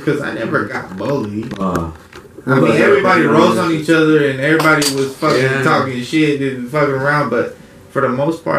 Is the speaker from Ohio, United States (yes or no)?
no; Reno, Nevada, United States; also born or lived in Oxnard, California; I grew up on Sutro and kind of the, I guess you would call it the hood of Reno.